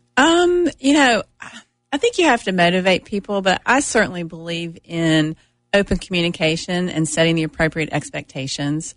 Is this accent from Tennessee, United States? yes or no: yes; Oak Ridge, Tennessee, United States; I'm originally from Oak Ridge, born and raised